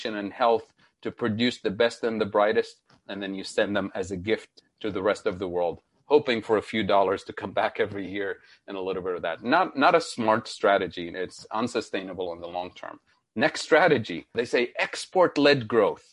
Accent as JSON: {"language": "English", "country": "Tunisia", "tie": "born or raised there", "also_born_or_lived": "Middle East", "moved": "yes", "lives_now": "United States", "said": "my home country, Tunisia in North Africa"}